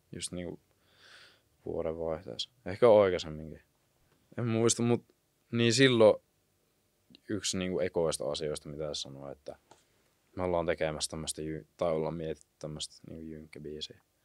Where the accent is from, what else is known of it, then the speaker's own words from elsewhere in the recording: Kuopio, North Savo, Finland; now in Jyväskylä, Finland; mä oon niinku Kuopiosta